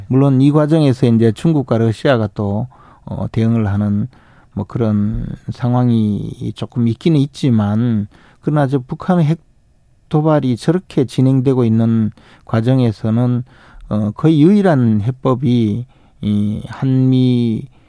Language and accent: Korean; Uiseong, North Gyeongsang, South Korea; 제 고향 경북 의성 지역에 있는